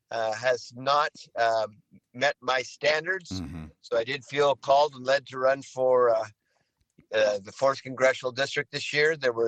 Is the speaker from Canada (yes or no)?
no; Sunnyside, Washington, United States; also born or lived in Pierce County, Washington / Benton County, Washington; born and raised in Sunnyside, Washington.